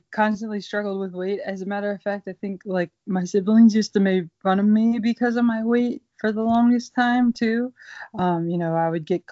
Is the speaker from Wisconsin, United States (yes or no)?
no; Pittsburgh, Pennsylvania, United States; I grew up in Pittsburgh, Pennsylvania.